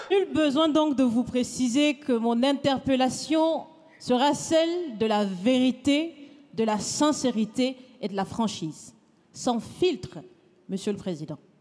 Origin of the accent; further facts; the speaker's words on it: Burkina Faso; Je suis burkinabé